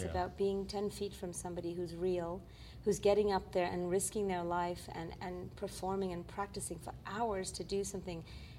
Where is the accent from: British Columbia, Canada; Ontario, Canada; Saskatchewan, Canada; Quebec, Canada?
Quebec, Canada; I'm from Quebec as a filmmaker, so we know that Nouveau Cirque is big.